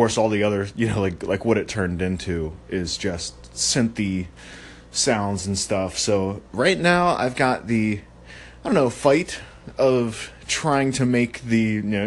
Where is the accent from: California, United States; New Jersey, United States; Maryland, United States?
Maryland, United States; I'm from Maryland